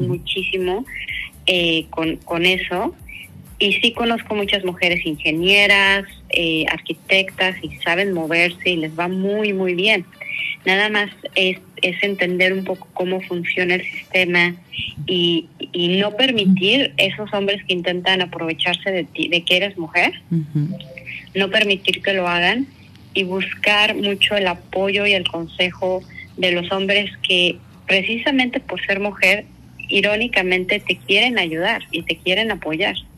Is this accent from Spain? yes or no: no; Mexico City, Mexico; moved away as an adult; also born or lived in Australia; yo soy originaria de la Ciudad de México